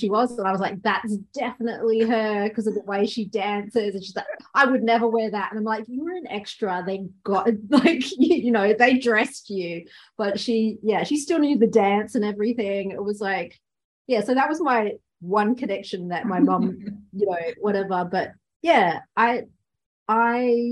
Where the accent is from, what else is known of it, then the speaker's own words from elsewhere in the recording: west coast of Australia, Western Australia, Australia; now in Melbourne, Australia; I was born on the west coast of here